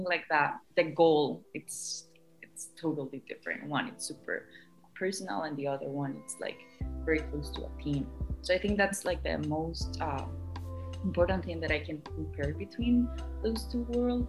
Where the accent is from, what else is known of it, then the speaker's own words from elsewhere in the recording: Costa Rica; moved away; I'm from Costa Rica